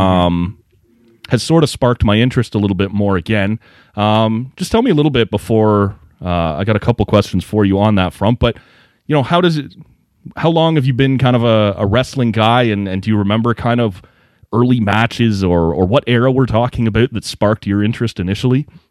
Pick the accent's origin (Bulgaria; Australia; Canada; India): Canada; Oshawa, Ontario; also born or lived in Lindsay, Ontario; we grew up in Oshawa